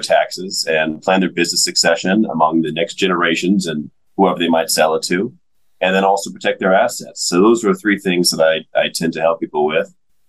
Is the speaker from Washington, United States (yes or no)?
no; Atlanta, Georgia, United States; I am from the Atlanta area.